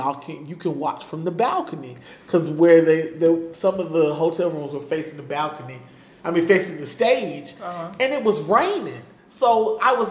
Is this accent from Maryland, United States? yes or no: no; Virginia Beach, Virginia, United States; moved away; I'm from Virginia Beach